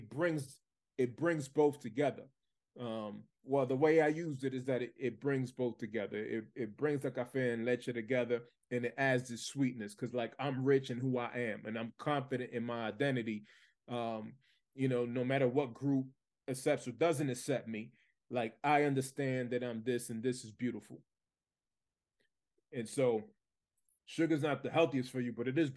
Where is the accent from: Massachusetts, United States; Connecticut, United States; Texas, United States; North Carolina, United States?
Massachusetts, United States; Lawrence; I was born and raised in the United States, but I grew up in Lawrence, Massachusetts.